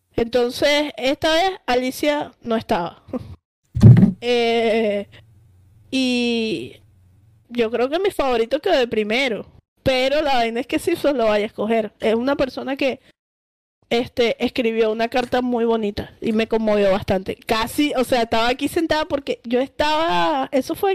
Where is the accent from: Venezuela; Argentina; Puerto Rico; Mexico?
Venezuela; nosotros somos venezolanos